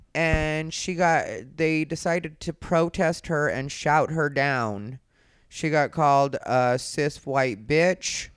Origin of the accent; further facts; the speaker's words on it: Arizona, United States; now in Los Angeles, United States; I'm from Arizona